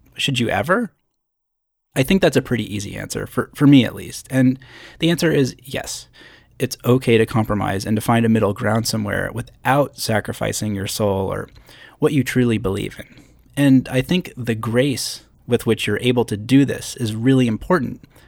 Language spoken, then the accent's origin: English; Schenectady, New York, United States; So I grew up in upstate New York, not near the Canadian border, but actually a small city called Schenectady.